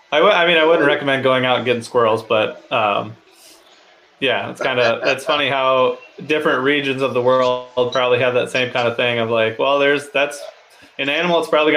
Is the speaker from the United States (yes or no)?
yes; Midwest, United States; I'm from the Midwest